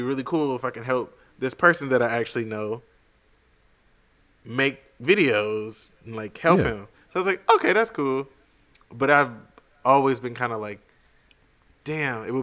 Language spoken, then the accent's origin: English; United States; being American